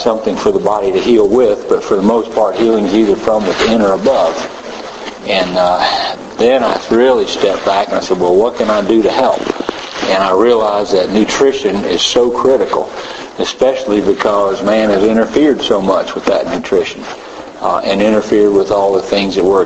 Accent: Tennessee, United States; I'm a veterinarian from Tennessee, long way from here

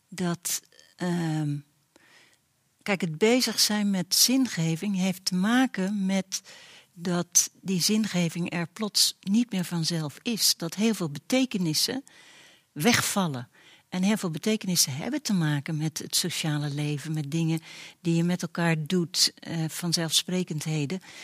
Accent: Netherlands; als Nederlanders zijn we

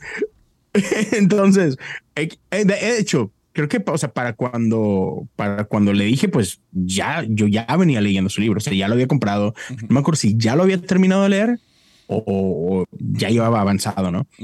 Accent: Mexico; moved away as an adult; now in United States; soy mexicano

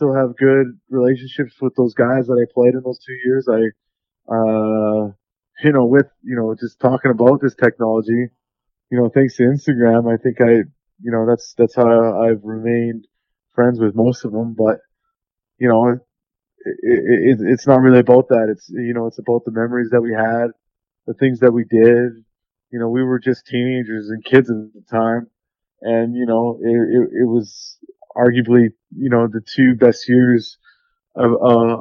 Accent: Vancouver, British Columbia, Canada; my hometown team, you know, 10 minutes away from my house where I grew up

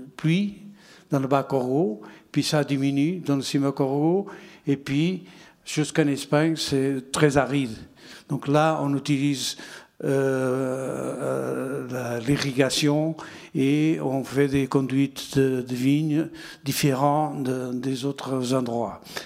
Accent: Portugal; French is a second language; moved away as an adult; also born or lived in Bordeaux; quand je suis parti de Portugal

